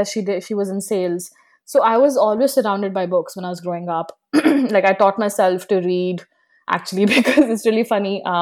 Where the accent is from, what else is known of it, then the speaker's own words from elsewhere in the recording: North India, India; some people didn't even speak hindi which I came from North India, so everyone around me did speak Hindi all the time.